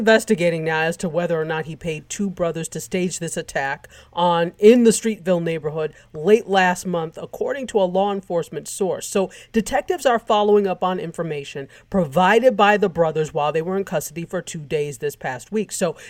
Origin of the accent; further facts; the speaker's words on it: New York, United States; I'm a New Yorker